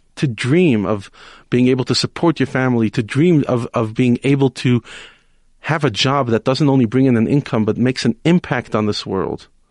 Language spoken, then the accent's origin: English; New York City, New York, United States; now in South Africa; I grew up in Brooklyn